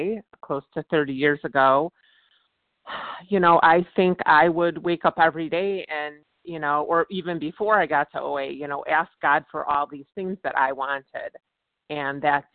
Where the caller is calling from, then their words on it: Virginia, United States; I'm calling from Virginia.